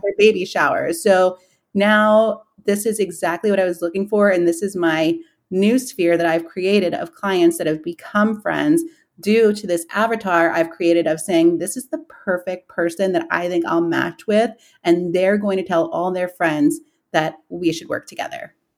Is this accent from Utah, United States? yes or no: no; New York City, New York, United States; moved away as an adult; now in Columbus, United States; I was born and raised in Queens, and I moved here to Columbus when I was eighteen